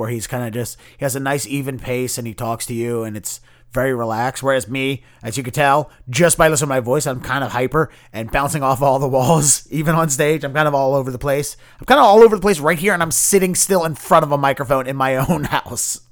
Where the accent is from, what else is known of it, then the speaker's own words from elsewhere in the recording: Baltimore, Maryland, United States; moved away as an adult; now in Boston, United States; I'm a Boston-based comedian, formerly, uh, from Baltimore, b-, born and raised in the Baltimore area.